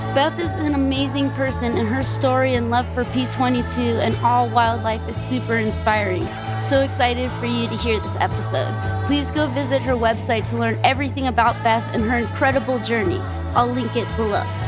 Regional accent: Los Angeles, California, United States; I grew up in Los Angeles

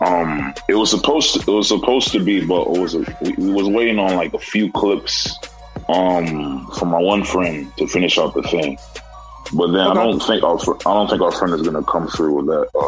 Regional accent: Nigeria; now in United States; I'm actually from Nigeria.

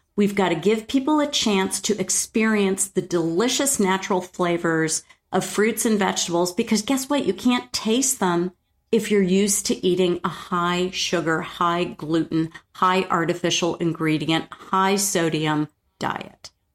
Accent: New York, United States; moved away; I grew up in New York

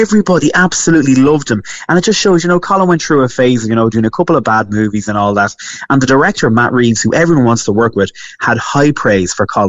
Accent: Ireland; I'm from Ireland. I eat a lot.

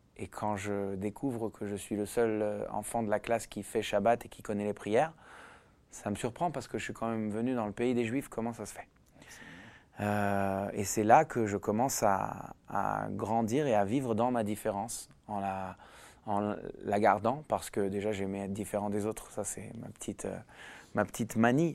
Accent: Israel; moved away; also born or lived in Paris, France / Sarcelles, France; j'ai commencé à vivre en Israël à l'âge de 8 ans. Avant ça, j'ai grandi en France

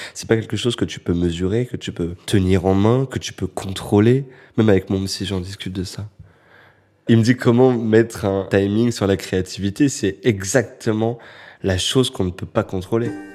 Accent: Créteil, Île-de-France, France; moved away; j'étais revenu à Créteil, là d'où je viens, euh, pour venir voir ma mère euh, qui habite toujours. Et j'habitais en face du centre commercial qui est Créteil-Soleil, qui était toute mon enfance

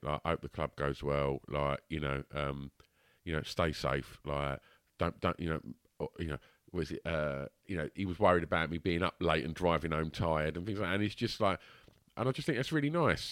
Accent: Basildon, East of England, United Kingdom; I'm still in the thick of it, you know, day to day, like, treading my way through this shit that is my hometown

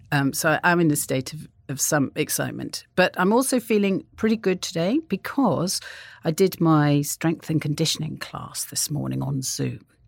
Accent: North Wales, United Kingdom; I grew up in North Wales, and I had a, a very, a di, in some ways, a very idyllic childhood

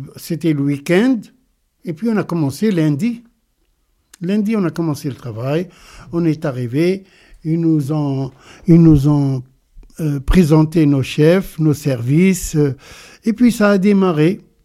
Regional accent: Sfax, Sfax Governorate, Tunisia; moved away as an adult; also born or lived in Kerkennah, Tunisia / Moselle, France; now in France; Je suis né en Tunisie, à Kerkina, à El Lataya, en 1950, le 24 janvier. J'ai vécu là-bas euh, jusqu'à l'âge de 6 ans, et après on a déménagé à Sfax

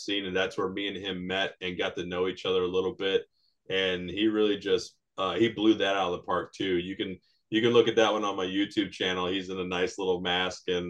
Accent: United States; We're both American Latinos raised by very Latino parents

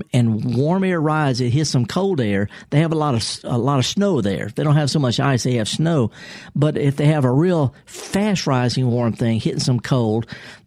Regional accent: Mississippi, United States; I'm born and raised here in Mississippi

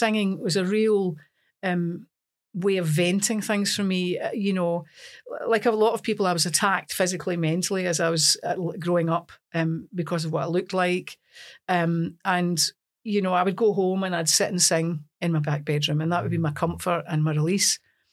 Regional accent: Lanark, Scotland, United Kingdom; accent: broad Scots; also born or lived in Newport-on-Tay; I was born in Newport and Tay. I was brought up in a town called Lanark.

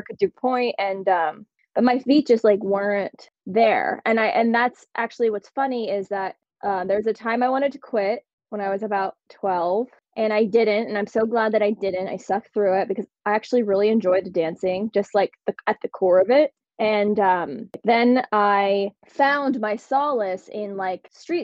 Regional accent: Butler, Pennsylvania, United States; moved away; I grew up in Butler, Pennsylvania, which is a small town north of Pittsburgh.

